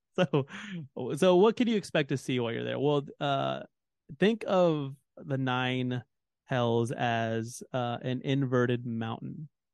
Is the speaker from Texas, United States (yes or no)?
yes; Texas, United States; As a Texan